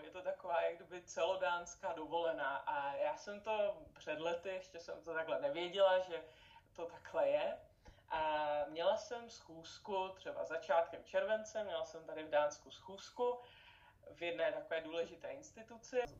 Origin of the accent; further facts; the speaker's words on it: Czechia; U nás v Čechách